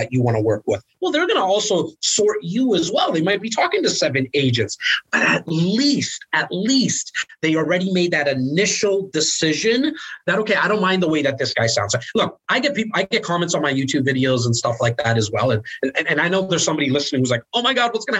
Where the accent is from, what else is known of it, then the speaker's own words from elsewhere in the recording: Toronto, Ontario, Canada; I'm born in the most northern part of Toronto in an area called Rexdale